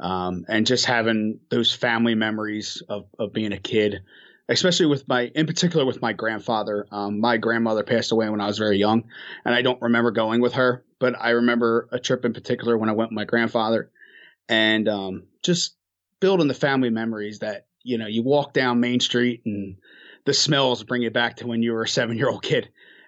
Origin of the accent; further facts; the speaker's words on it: Pitman, New Jersey, United States; also born or lived in Turnersville, New Jersey; Yeah, I'm originally from South Jersey, a small town, Pittman. Now we moved and we're in Turnersville, New Jersey, still in South Jersey.